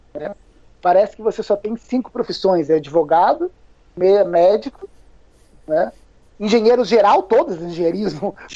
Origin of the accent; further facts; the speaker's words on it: Curitiba, Paraná, Brazil; moved away as an adult; now in São Paulo, Brazil; Eu, eu, eu morei em Curitiba, eu cresci em Curitiba